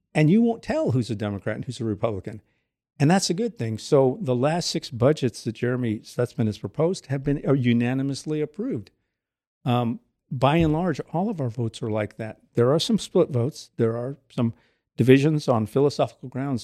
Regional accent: Southern California, United States; now in Goshen, United States; I grew up in Southern California. From parents who moved to California from Texas

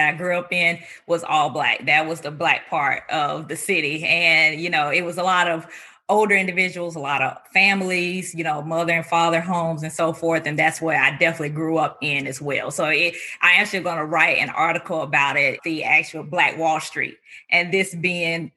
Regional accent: North Carolina, United States; also born or lived in Indiana; I was born and raised in North Carolina.

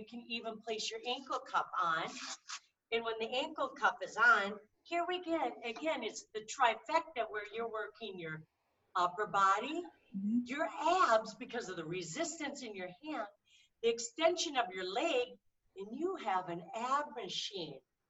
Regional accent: Minnesota, United States; I'm from Minnesota.

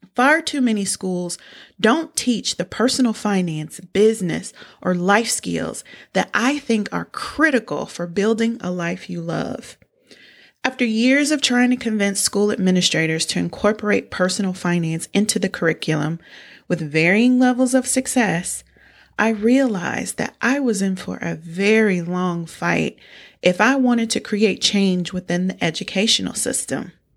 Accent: United States; I'm from small town U S

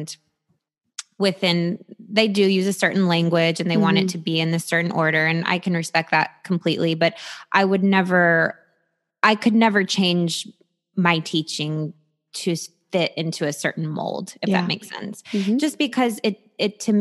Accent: New York City, New York, United States; I'm 100% Romanian, and I think maybe in European culture. And I'm also from New York City.

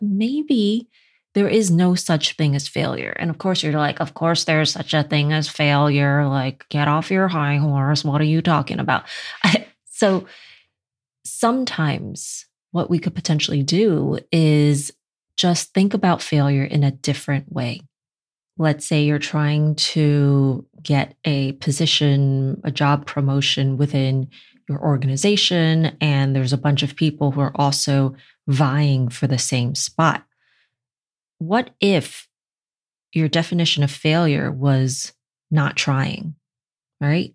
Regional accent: New York City, New York, United States; I'm from Brooklyn

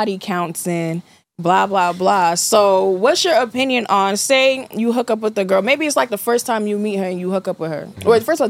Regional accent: New York City, New York, United States; I'm from the Bronx, BX

